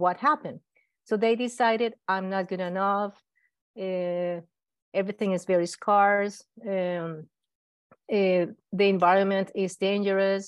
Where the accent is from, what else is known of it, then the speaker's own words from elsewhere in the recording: Colombia; I'm from Colombia. I studied medicine in Colombia.